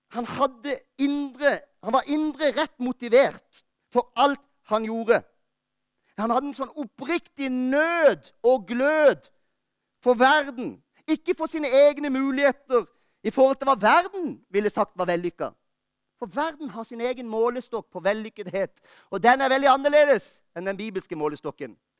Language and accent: Norwegian; Lista, Agder, Norway; moved away; Jeg var hjemme på Lista i jula